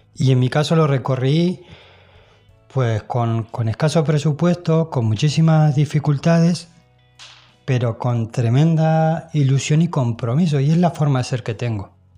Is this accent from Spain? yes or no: yes; Spain; now in Mallorca, Spain; yo soy español